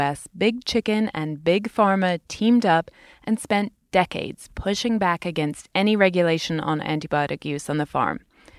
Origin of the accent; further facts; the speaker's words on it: United Kingdom; moved away; In my home country, Britain